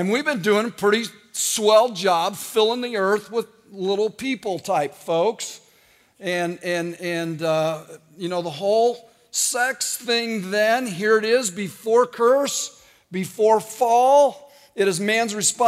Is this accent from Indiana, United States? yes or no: yes; Indiana, United States; I'm from Indiana.